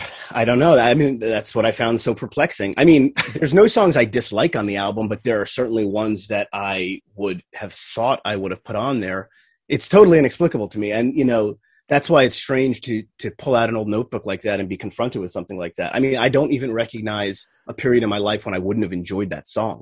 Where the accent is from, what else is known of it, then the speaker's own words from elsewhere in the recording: New Jersey, United States; growing up in Jersey